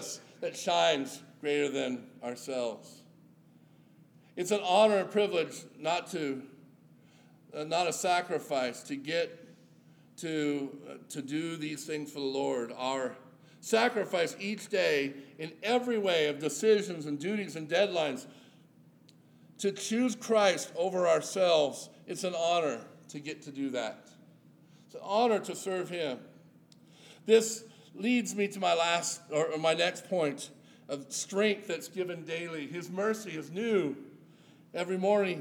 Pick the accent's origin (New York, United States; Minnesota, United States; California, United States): California, United States; Yuba City; my hometown of Yuba City, California